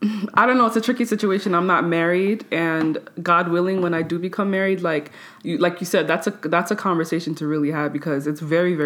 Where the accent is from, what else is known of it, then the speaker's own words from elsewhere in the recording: Nigeria; because I'm Nigerian.